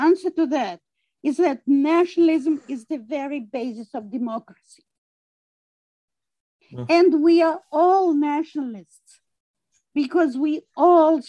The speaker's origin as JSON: {"language": "English", "country": "Russia", "tie": "born or raised there", "moved": "as an adult", "lives_now": "United States", "said": "I was born in Russia. I grew up in Russia"}